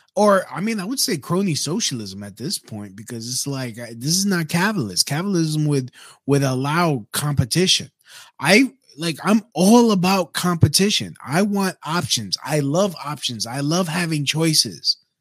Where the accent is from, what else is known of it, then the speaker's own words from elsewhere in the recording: Puerto Rico; my home, my home country, Puerto Rico